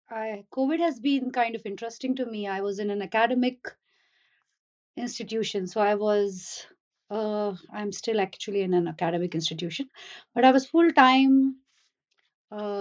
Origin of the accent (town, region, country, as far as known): India; moved away as an adult; now in United States